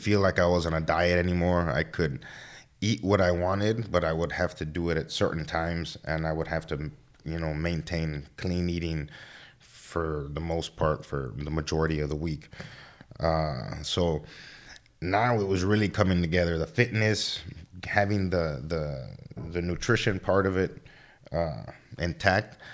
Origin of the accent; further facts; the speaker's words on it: Laredo, Texas, United States; I'm from Laredo. born and raised here